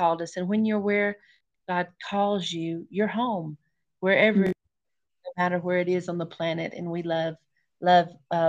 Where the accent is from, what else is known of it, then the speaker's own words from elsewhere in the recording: Ruston, Louisiana, United States; moved away as an adult; also born or lived in Shreveport, Louisiana; now in Tanzania; I was born in Louisiana, in Ruston, Louisiana, at Lincoln General Hospital, hallelujah, and went to Raymond Bible College and then I started serving as a children's pastor for 13 years before I moved to Africa